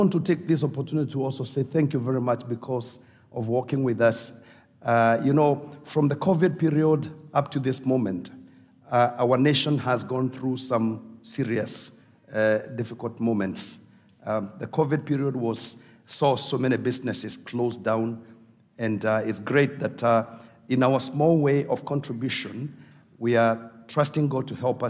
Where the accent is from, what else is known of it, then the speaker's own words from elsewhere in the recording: Kenya; we are coming from Africa